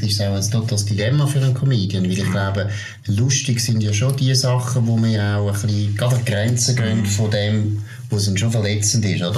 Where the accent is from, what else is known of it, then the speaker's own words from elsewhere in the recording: Switzerland; ich bin Schweizer